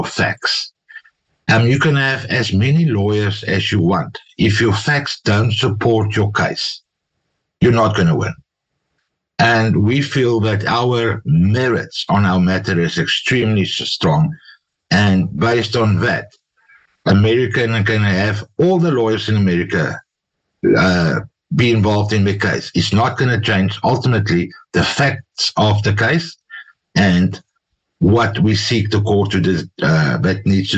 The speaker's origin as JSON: {"language": "English", "country": "South Africa", "said": "We as South African lawyers"}